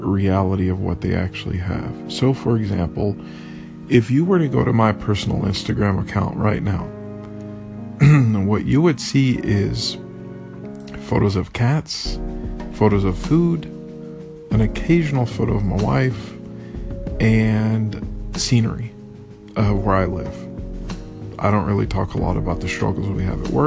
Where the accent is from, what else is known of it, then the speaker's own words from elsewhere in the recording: United States; now in Vietnam; I'm the only American here. The only English-speaking person here